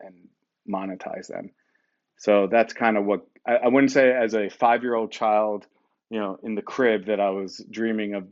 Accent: New York, United States; also born or lived in Atlanta / New Jersey; I'm from New York originally, and I moved back up to New York and New Jersey a couple years later

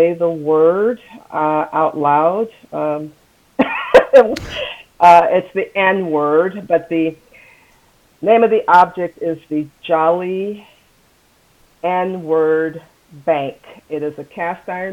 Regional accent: United States; I am African American

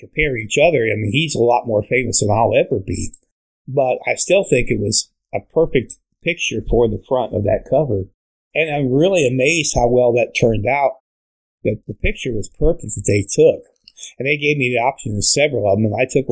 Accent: Fort Wayne, Indiana, United States; moved away; my hometown in Fort Wayne

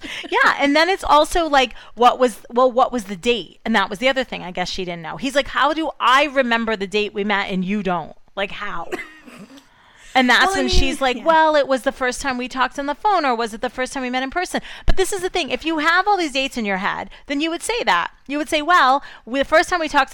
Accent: United States; I'm just an American woman

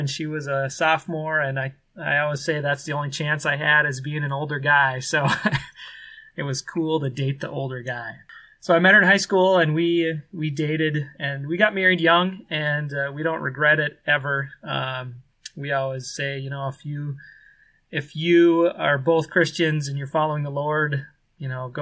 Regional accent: Minnesota, United States; moved away as an adult; now in Kenya; I grew up in Minnesota, born and raised

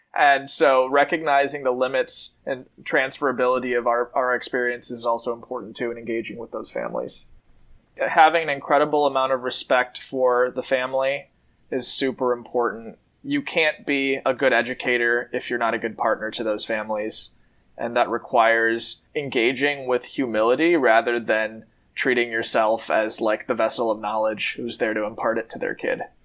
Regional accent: Madison, Wisconsin, United States; I was born and raised in Madison

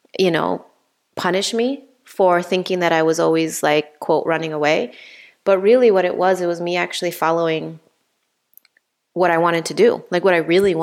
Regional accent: Honduras; moved away as an adult; also born or lived in Pennsylvania, United States / Minnesota, United States; now in Illinois, United States; growing up in Honduras, I always felt like I wanted to get out of Honduras

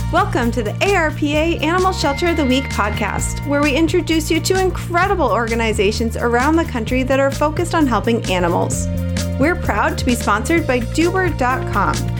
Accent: Milwaukee, Wisconsin, United States; I'm from Milwaukee

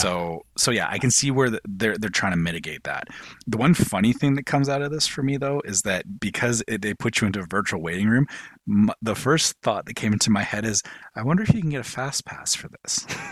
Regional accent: Canada; I'm Canadian.

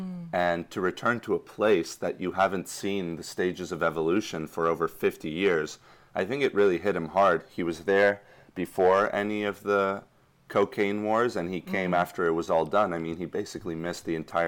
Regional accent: Madrid, Community of Madrid, Spain; born there; I was born in Madrid and my late father was Spanish, so absolutely fluent.

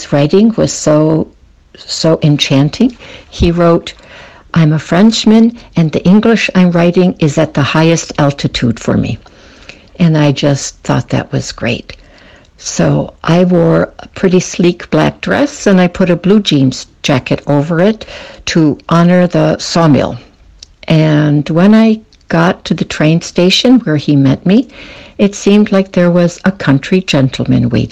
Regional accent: Detroit, Michigan, United States; born or raised there; moved away as an adult; now in Switzerland

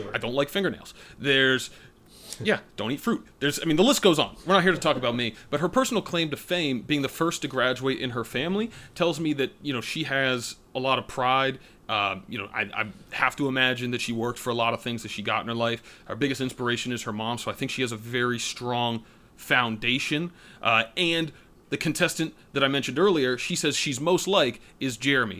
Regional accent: United States; moved away; currently residing in Bethesda, Maryland, back near my hometown

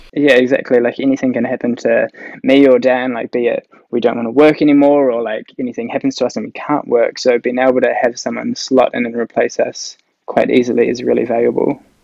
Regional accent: Whangarei, Northland, New Zealand; moved away as an adult; also born or lived in Auckland; now in Papamoa, New Zealand; I grew up in Whangarei.

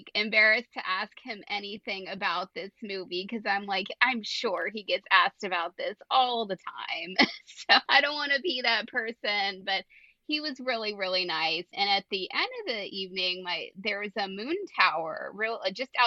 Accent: Central Pennsylvania, United States; when I got to Central Pennsylvania

